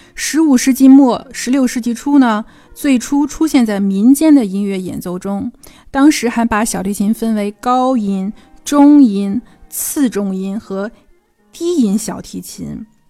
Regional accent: China; 我们中国人

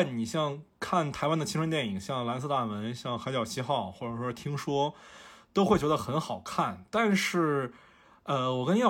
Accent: Fujian, China; also born or lived in northern China; 我说我是福建人，但是我是出生在北方嘛，然后是四岁来到福建的。而且我是一直待在城市里

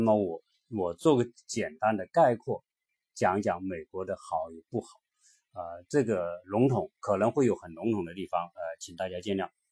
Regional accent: China; 我们作为一个中国人

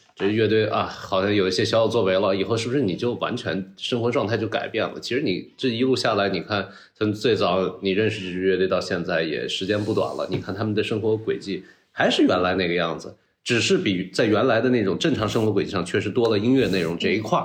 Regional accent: China; 就是你土生土长就是中国人

